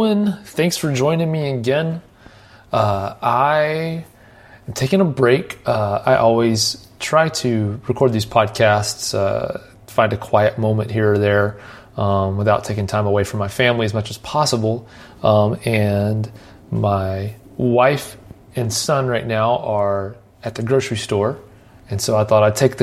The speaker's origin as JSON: {"language": "English", "town": "Nashville", "region": "Tennessee", "country": "United States", "tie": "born or raised there", "said": "where I grew up here in Nashville"}